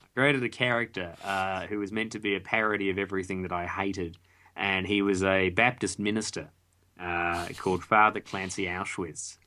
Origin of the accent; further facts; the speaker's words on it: Australia; we were all Australian as well